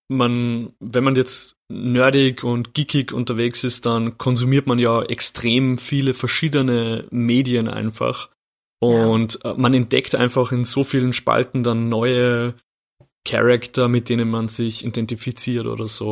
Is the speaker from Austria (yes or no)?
yes; Austria; bei uns in Österreich